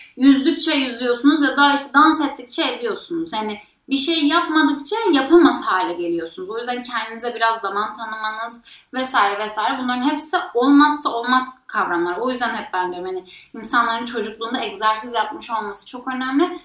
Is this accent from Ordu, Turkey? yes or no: no; Bodrum, Muğla, Turkey; ben Bodrum'da büyüdüm